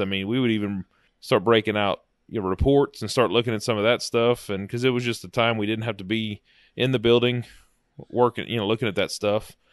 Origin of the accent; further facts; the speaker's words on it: South Louisiana, United States; now in Alexandria, United States; I grew up in South Louisiana and moved up here, you know, as younger